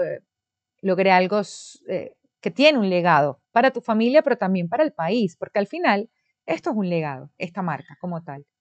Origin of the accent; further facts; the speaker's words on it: Venezuela; now in Dominican Republic; es de mi país natal, de Venezuela